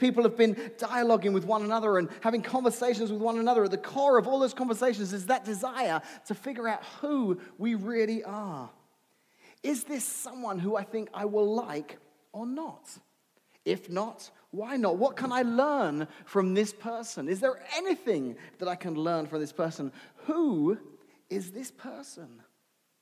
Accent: England, United Kingdom; moved away

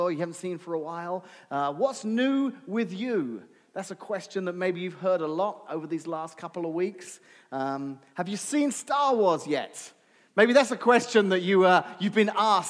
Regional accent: England, United Kingdom; moved away

